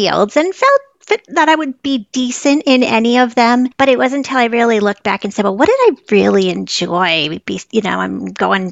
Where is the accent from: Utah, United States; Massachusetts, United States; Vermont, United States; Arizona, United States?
Vermont, United States; northern; I grew up in northern Vermont, right up near the Canadian border